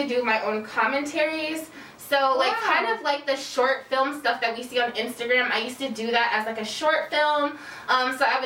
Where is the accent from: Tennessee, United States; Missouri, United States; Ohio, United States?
Missouri, United States; Kansas City; moved away; also born or lived in Chicago; I'm originally from Kansas City, Missouri.